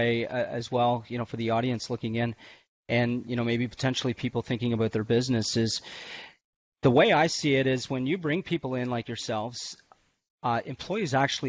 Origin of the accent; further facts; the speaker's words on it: Canada; I'm Canadian.